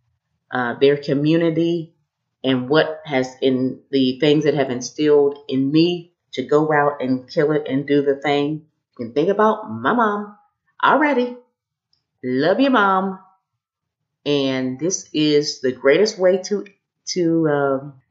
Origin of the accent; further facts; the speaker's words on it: Kokomo, Indiana, United States; the first Black woman on the school board in our town growing up in Kokomo